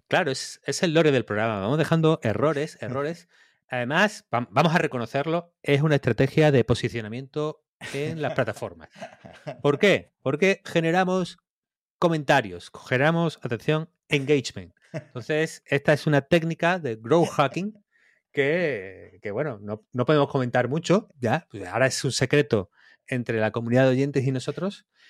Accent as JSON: {"language": "Spanish", "town": "Campillos", "region": "Andalusia", "country": "Spain", "tie": "born or raised there", "said": "cuando era chico en Campillos, mi casa estaba como en las afueras"}